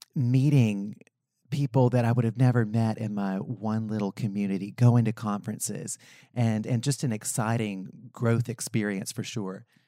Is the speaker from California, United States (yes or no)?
no; Western North Carolina, United States; I grew up in Western North Carolina, small Appalachian mountain town